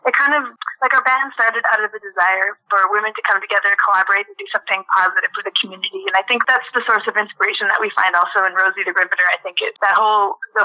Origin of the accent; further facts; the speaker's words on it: Saskatoon, Saskatchewan, Canada; first language French; English is a second language; I'm actually a Francophone from Saskatchewan. I'm a Francophone, so my first language is French, even though I've spent most of my life here in Saskatchewan.